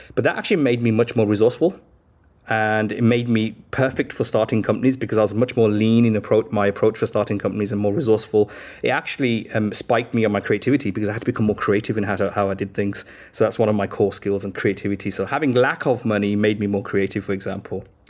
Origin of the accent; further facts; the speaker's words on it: Birmingham, West Midlands, United Kingdom; moved away as an adult; now in London, United Kingdom; I grew up in, uh, Birmingham in the inner city